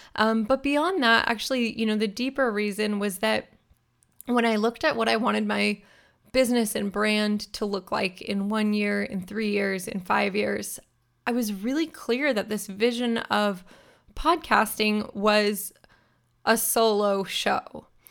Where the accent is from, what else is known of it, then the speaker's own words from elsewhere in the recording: near Sacramento, Northern California, United States; I'm a California girl born and raised. I grew up in Northern California near Sacramento, which is the state capital.